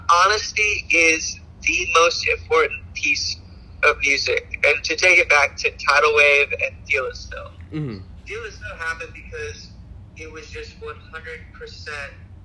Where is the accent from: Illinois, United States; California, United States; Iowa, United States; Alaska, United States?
Alaska, United States; now in Portland, United States; we come from Alaska. Like, we come from, like, the last place you would expect that band to come from